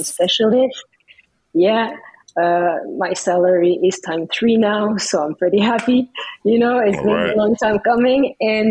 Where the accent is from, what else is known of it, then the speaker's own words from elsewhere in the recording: Paris, Île-de-France, France; now in Canada; I was born in Paris